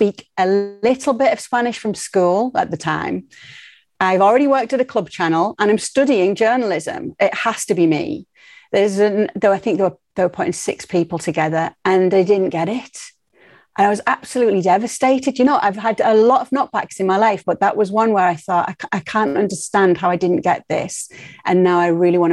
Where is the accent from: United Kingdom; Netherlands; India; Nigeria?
United Kingdom; Middlesbrough, North East England; accent: Northeast; moved away as an adult; also born or lived in Madrid, Spain / Miami, United States; now in Connecticut, United States; in Middlesbrough, the football club is just the heartbeat of the town. And it is a town. We're not a city.